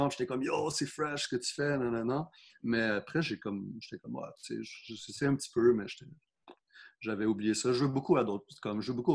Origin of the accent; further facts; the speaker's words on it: South Shore, Quebec, Canada; parce que moi, je viens de la Rive-Sud.